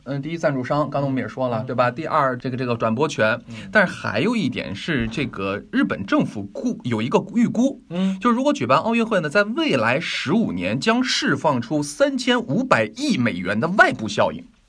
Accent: China; 咱们嗯。中国老百姓

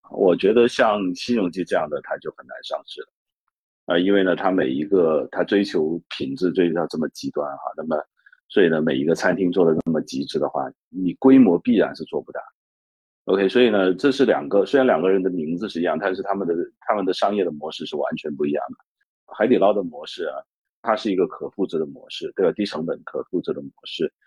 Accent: Guangdong, China; now in Hong Kong; 因为我是广东人

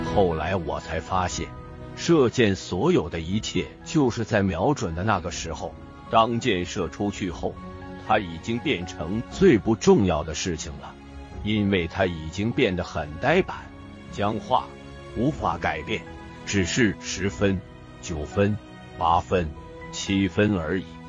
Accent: Taiwan; 我是一名演员，演了四十年的戏，我在台湾出生，初中时，我的学习成绩很不好

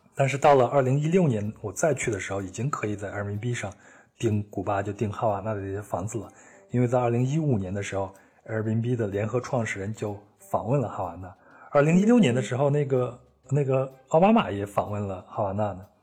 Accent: China; 我说我是从中国来的

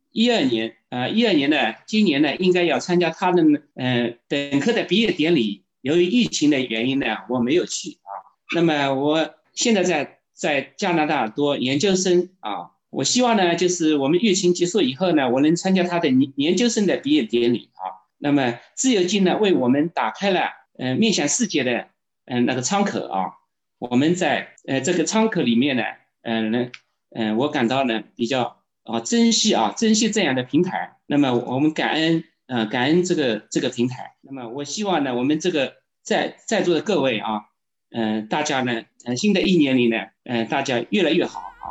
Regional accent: Jiaxing, Zhejiang, China; 我是，呃，来自浙江嘉兴的，呃，我是体制内的人啊

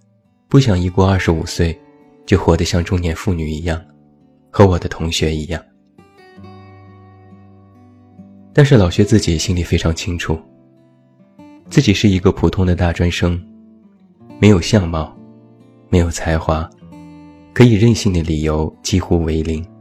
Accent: Taiyuan, Shanxi, China; 单就每天的流动人口三百万，就已经抵得上我的家乡山西太原的总人口数。

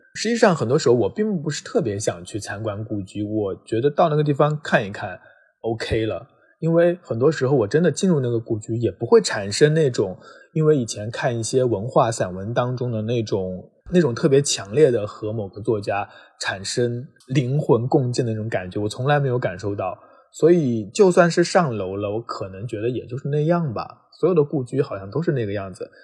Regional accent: Jiangxi, China; moved away; 江西我的老家

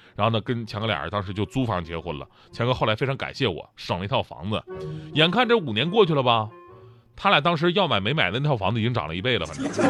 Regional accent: Changchun, Jilin, China; 因为我们家是长春的嘛

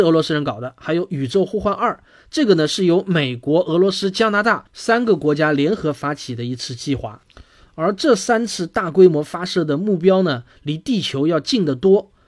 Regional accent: China; 我们中国人

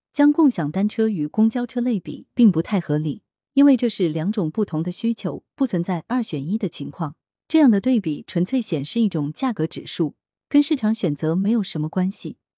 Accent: China; 经济理性每个人都具备，尤其是我们中国人，现在哪个不是精打细算？

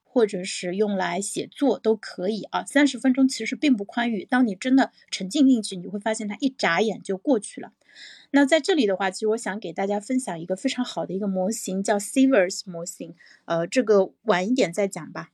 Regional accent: China; 我们中国人的这个文化传统

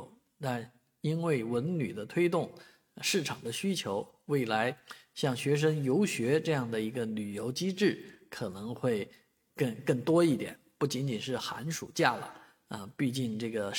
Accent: Guizhou, China; 我小时候在贵州生长，

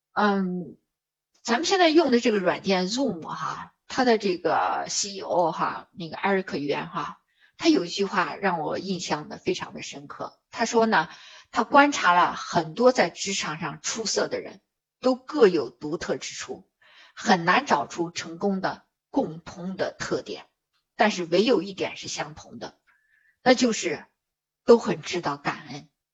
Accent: China; 我们中国人常说的舍得

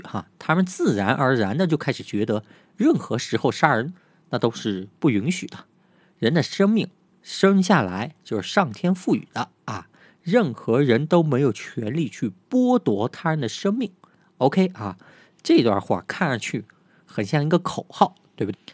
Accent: China; 但是呢，我们中国人却不太有感觉的理由

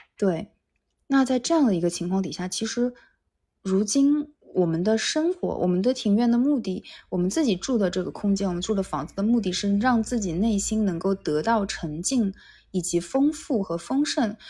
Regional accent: Wuxi, Jiangsu, China; now in Tokyo, Japan; 我是无锡人嘛，我们那边的姬昌园

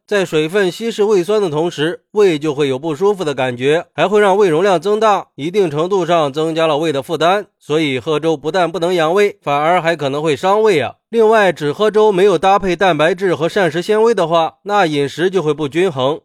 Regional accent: China; 而且，我们中国人跟西方人在体质上的区别是很大的。

